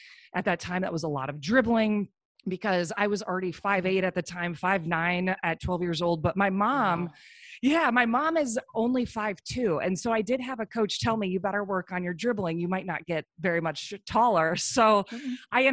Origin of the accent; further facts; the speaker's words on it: Iowa, United States; I'm from Iowa and the winters were cold and miserable.